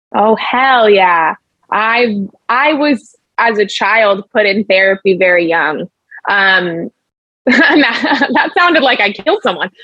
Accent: Los Angeles, California, United States; I'm from LA, born and raised

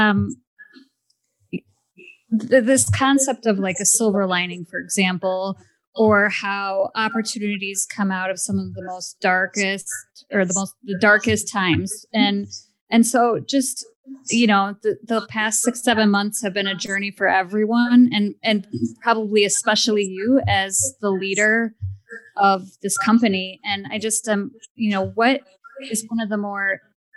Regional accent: Midwest, United States; I'm from the Midwest too

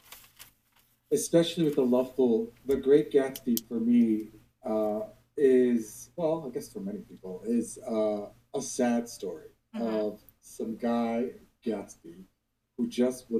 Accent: Massachusetts, United States; also born or lived in Rome, Italy; I was born and raised here in Massachusetts. I went to school here. I'm American.

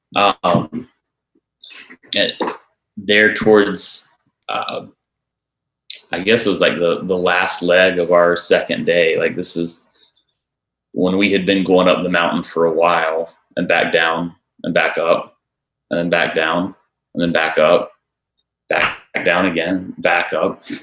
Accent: Charlotte, North Carolina, United States; I'm from Charlotte

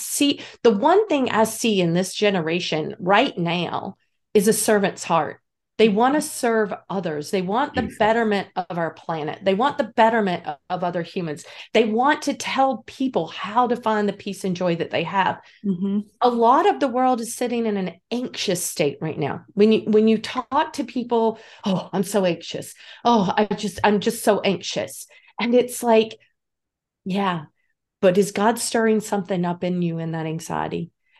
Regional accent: North Carolina, United States; Lord, I'm from North Carolina originally.

